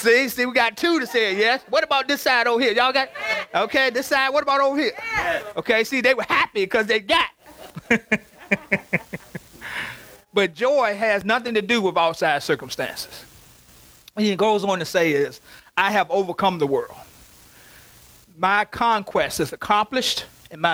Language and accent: English; Covington, United States; now in Richmond; Our home place where I grew up in Covington